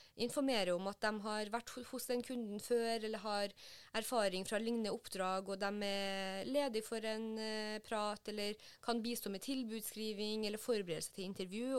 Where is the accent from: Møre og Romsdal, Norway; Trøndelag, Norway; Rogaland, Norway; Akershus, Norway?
Trøndelag, Norway; Trondheim; moved away as an adult; now in Oslo, Norway; hjemme i Trondheim